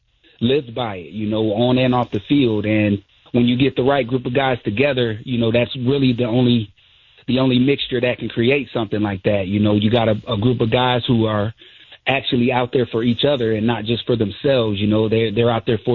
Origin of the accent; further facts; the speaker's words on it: Fostoria, Ohio, United States; I'm from Fostoria, Ohio.